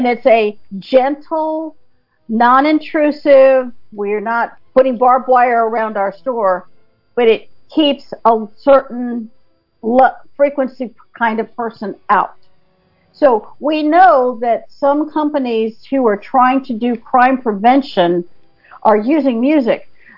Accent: North Carolina, United States; now in Blaine, United States; I grew up in North Carolina

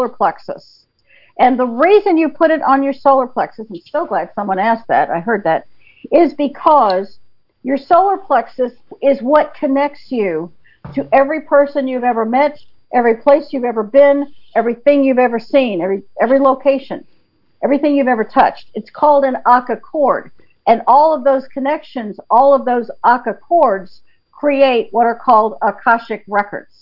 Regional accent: North Carolina, United States; now in Blaine, United States; I grew up in North Carolina

